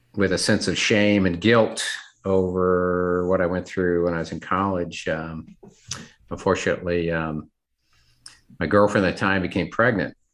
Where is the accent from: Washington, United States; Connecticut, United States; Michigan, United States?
Washington, United States; Seattle; moved away as an adult; also born or lived in North Carolina / Memphis, Tennessee; grew up in the Seattle, Washington area